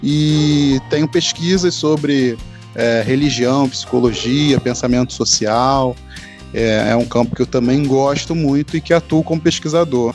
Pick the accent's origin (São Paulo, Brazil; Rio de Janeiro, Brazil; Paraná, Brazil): Rio de Janeiro, Brazil; accent: carioca, S chiado; mesmo sendo carioca, falando com S carregado, chiado, né, de mesmo, nós, é, carioca suburbano, ou seja, da Zona Norte